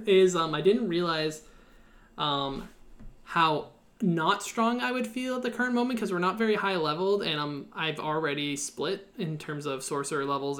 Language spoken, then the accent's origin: English; Canada; I'm Canadian